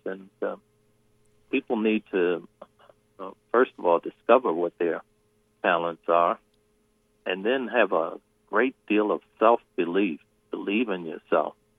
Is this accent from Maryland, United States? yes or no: yes; Baltimore, Maryland, United States; I love Baltimore. It's my hometown